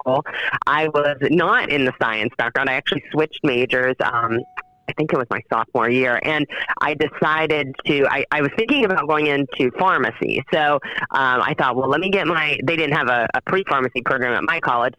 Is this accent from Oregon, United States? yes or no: no; Wheeling, West Virginia, United States; moved away as an adult; also born or lived in Buckhannon, West Virginia; now in St. Clairsville, United States; I grew up in Wheeling, West Virginia.